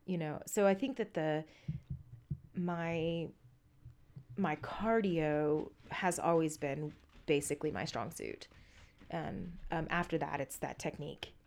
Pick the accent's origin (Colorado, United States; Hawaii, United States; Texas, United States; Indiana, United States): Texas, United States; Southeast; I grew up in the South. I'm from Southeast Texas.